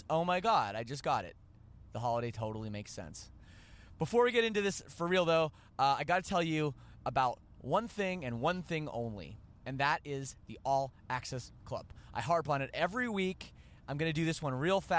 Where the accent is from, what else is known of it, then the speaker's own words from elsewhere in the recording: Canada; I'm Canadian, and we say some weird things.